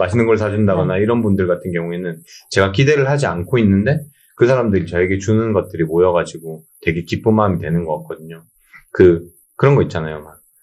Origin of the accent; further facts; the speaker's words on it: South Gyeongsang, South Korea; moved away; 저는 고향이 경남 쪽이다 보니까